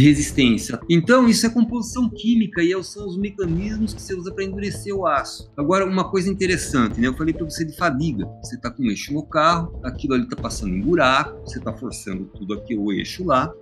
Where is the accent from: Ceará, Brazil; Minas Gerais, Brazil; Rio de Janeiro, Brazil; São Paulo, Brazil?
São Paulo, Brazil; São Carlos; moved away as an adult; now in Londrina, Brazil; sou de São Carlos